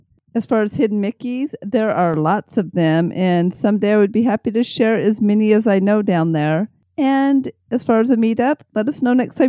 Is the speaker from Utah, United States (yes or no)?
yes; Salt Lake City, Utah, United States; And I was born in Salt Lake